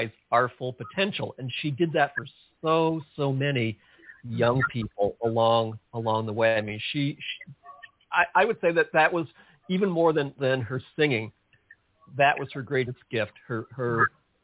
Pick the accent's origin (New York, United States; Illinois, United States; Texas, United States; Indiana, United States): New York, United States; outside of New York City, United States; moved away; I grew up outside of New York City, and I listened to all those great New York DJs growing